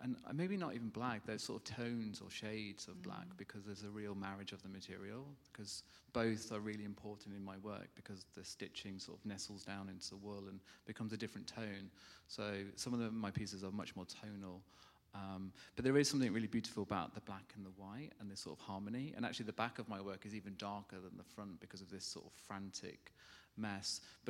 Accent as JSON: {"language": "English", "town": "Witbank", "region": "Mpumalanga", "country": "South Africa", "tie": "born or raised there", "also_born_or_lived": "Scotland / South Staffordshire", "said": "So I grew up in South Africa, I moved to Witbank, which is, Witbank means, the South African name, Amelahani, means place of coal."}